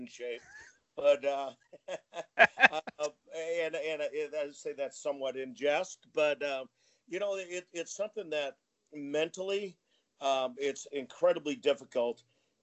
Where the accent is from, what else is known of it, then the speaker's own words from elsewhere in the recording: New Hampshire, United States; I grew up in New Hampshire.